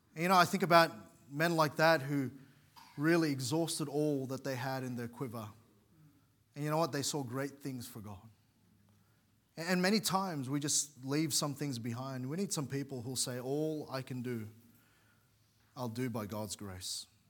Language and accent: English; New South Wales, Australia; moved away as an adult; now in Queensland, Australia; I'm from New South Wales.